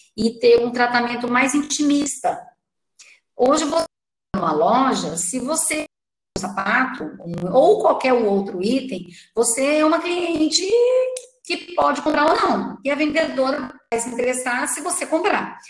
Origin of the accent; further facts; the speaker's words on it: Itajubá, Minas Gerais, Brazil; Era uma vez uma menina que nasceu em Itajubá no dia 20 de fevereiro de 69.